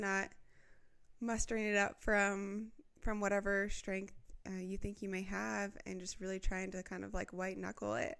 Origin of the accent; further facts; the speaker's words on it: Midwest, United States; growing up in the Midwest